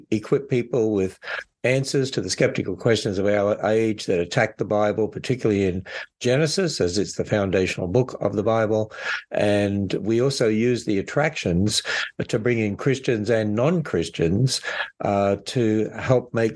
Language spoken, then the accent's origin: English; Australia; accent: Aussie; also born or lived in Northern Kentucky, United States; now in Kentucky, United States; Originally, I come from Australia. And so that's why I hope I still have an Aussie accent